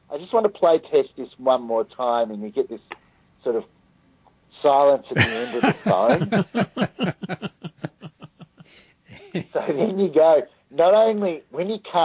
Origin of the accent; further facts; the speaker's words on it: Australia; as an Australian